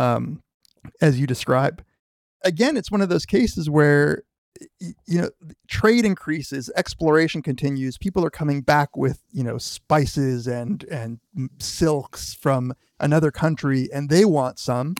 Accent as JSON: {"language": "English", "country": "United States", "tie": "born or raised there", "said": "as a kid growing up in America"}